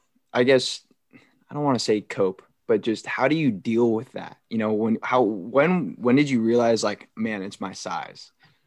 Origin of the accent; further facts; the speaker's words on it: California, United States; Well, it's also because I'm coming from California to the Northeast.